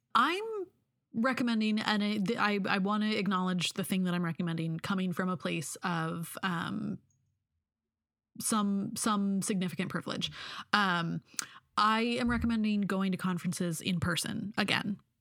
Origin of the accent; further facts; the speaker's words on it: Pacific Northwest, United States; I'm from the Pacific Northwest.